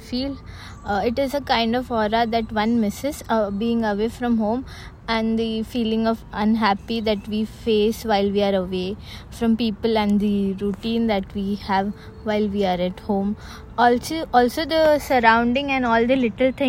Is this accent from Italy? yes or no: no; Mumbai, Maharashtra, India; moved away as an adult; now in Bangalore, India; from Mumbai